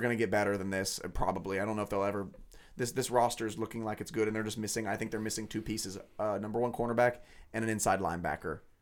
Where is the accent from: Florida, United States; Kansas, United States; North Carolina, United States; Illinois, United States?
Kansas, United States; Lawrence; I grew up in Lawrence. I've lived in Lawrence for, you know, twenty-five years